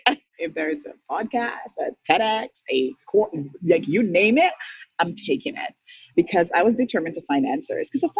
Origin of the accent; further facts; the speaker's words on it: St. Lucia; moved away as an adult; now in Canada; I'm born and raised in St. Lucia, moved to Canada in 2003. I was 25.